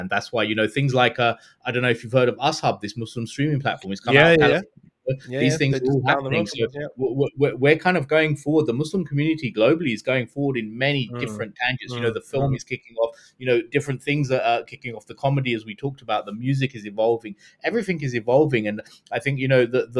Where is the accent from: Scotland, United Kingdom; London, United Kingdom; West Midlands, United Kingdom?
London, United Kingdom; we grew up in London with a dearth, with nothing